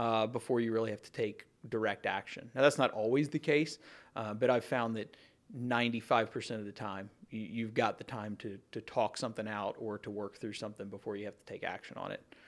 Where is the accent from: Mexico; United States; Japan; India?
United States; Campbell County, Kentucky; growing up in Campbell County, you know, most of my friends lived here when I was a kid growing up